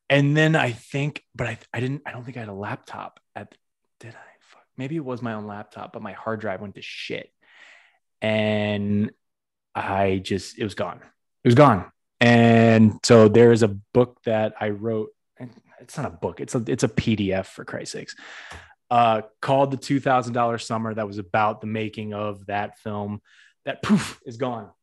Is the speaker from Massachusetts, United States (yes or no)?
yes; Massachusetts, United States; moved away; I'm from Massachusetts myself, we're both from Massachusetts